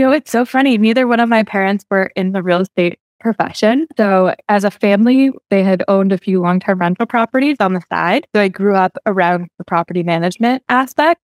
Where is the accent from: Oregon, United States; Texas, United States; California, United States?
Oregon, United States; where I grew up in Oregon